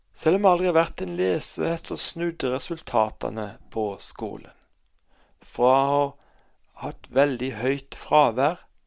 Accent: Kristiansand, Agder, Norway; Jeg er født og oppvokst i Kristiansand

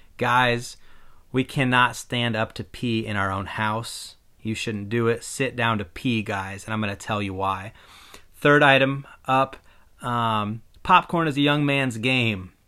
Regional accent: Iowa, United States; I'm a white guy who was born and raised in Iowa

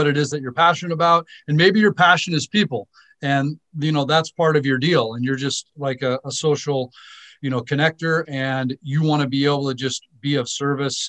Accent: Southern California, United States; also born or lived in Naples, Italy / New York / Seoul, South Korea; we landed in Southern California, and most of my upbringing was in Southern California

